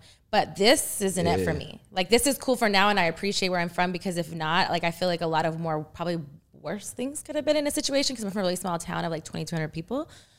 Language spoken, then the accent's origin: English; Texas, United States; also born or lived in Panama; I was born in Panama, but then we moved to Texas when I was I think 3 or so. So I only knew Texas